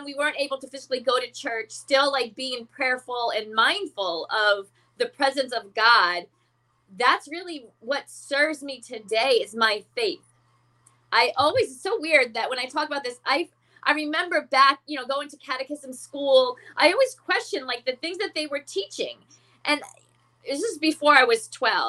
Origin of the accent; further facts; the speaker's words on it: Florida, United States; also born or lived in Bronx, New York; I was born in the Bronx. I grew up in Florida